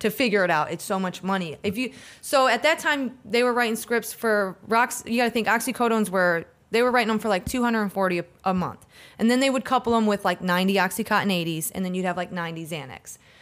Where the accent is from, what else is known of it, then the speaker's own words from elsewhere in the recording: Hudson, Florida, United States; also born or lived in Pontiac, Michigan; my family decided to move down here to Florida when I was about eleven